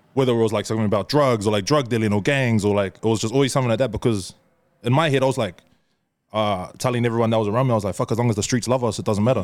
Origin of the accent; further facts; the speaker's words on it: New Zealand; we're from New Zealand